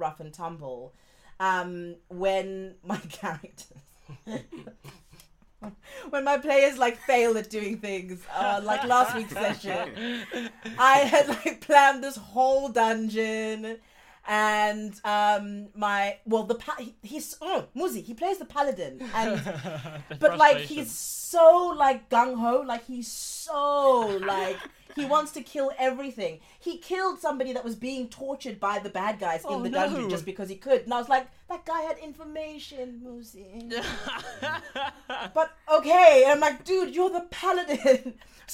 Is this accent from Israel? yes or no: no; Johannesburg, Gauteng, South Africa; I grew up in Johannesburg for most of my sort of adult life.